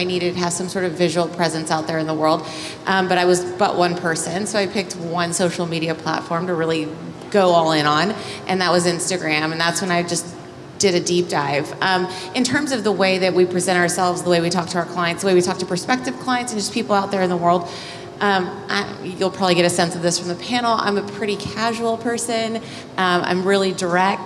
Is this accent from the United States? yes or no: yes; Austin, Texas, United States; moved away as an adult; also born or lived in Los Angeles; I'm from Austin originally, but knew I wanted to leave Austin as fast as I could